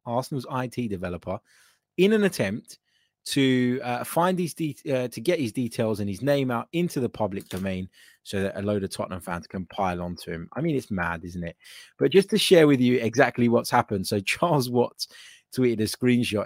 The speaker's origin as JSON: {"language": "English", "country": "Cyprus", "said": "I'm from Cyprus"}